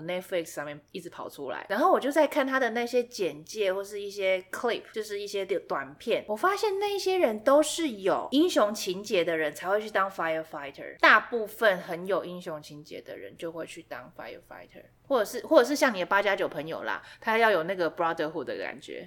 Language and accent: Chinese; Taiwan